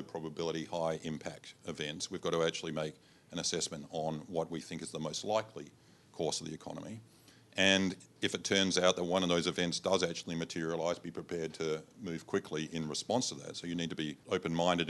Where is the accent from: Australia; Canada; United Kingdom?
Australia; Adelaide, South Australia; moved away; I'm from Adelaide originally